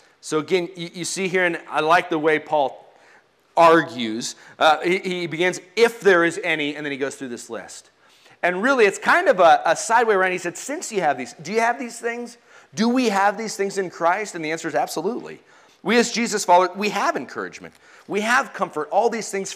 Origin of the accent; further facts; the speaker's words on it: United States; I'm an American